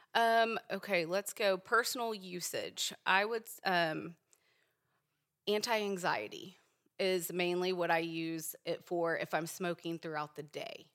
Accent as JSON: {"language": "English", "region": "Virginia", "country": "United States", "tie": "born or raised there", "also_born_or_lived": "Richmond, Virginia / Leesburg, Virginia", "moved": "yes", "lives_now": "Edmond, Oklahoma, United States", "said": "I grew up in Virginia"}